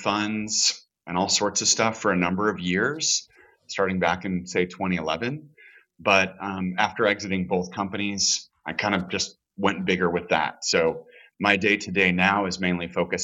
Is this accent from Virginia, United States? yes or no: no; Chicago, Illinois, United States; moved away as an adult; now in Los Angeles, United States; I'm originally from Chicago. I live in LA now. I've been here about 17, 18 years